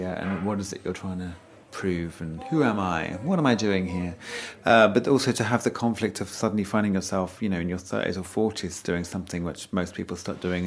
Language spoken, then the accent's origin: English; Essex, East of England, United Kingdom; also born or lived in North Wales; I was born in North Wales. I was raised in Essex.